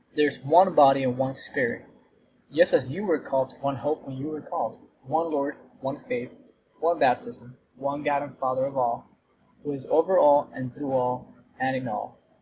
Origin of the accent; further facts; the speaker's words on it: Cuba; moved away; I was born in Cuba.